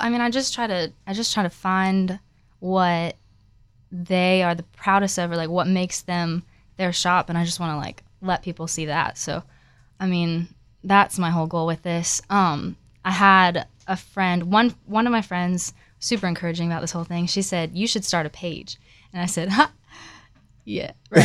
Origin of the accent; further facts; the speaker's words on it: Florida, United States; moved away as an adult; now in Nashville, United States; I'm not actually from Nashville. I'm originally from Florida, and I came here for college